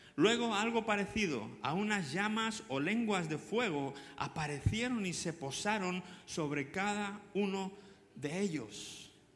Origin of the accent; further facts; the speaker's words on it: Canary Islands, Spain; como los canarios también